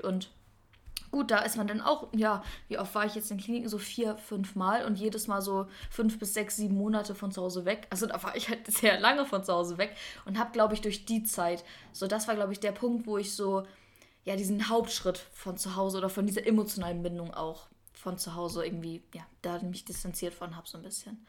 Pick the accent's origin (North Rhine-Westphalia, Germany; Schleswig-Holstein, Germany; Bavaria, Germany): Schleswig-Holstein, Germany; Kiel; moved away as an adult; now in Stuttgart, Germany; von, von Kiel so nach Stuttgart